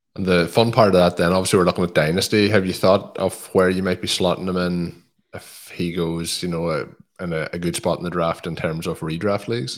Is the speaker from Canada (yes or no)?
no; Ireland; as an Irishman